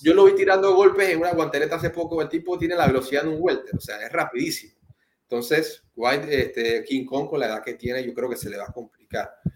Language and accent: Spanish; Panama; uno como panameño